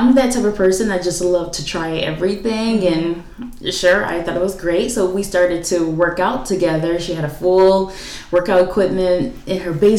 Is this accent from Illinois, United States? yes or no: no; Detroit, Michigan, United States; where I grew up in Detroit. So I'm from the east side and the west side of Detroit